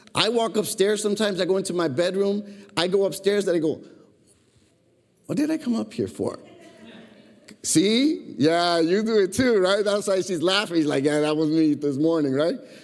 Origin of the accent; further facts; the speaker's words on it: Chicago, Illinois, United States; growing up in Chicago